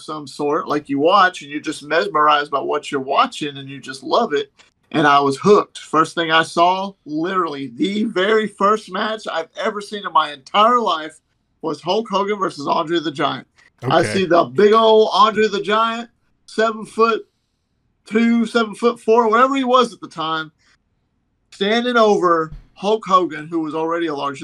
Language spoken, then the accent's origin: English; Texas, United States; moved away; I'm from Texas because I lived in Texas at the time. I grew up, born and raised